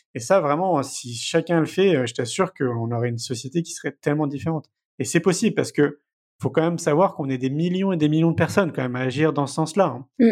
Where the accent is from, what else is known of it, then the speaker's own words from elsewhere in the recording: Paris, Île-de-France, France; moved away as an adult; j'ai grandi à Paris, hein, j'y suis resté 34 ans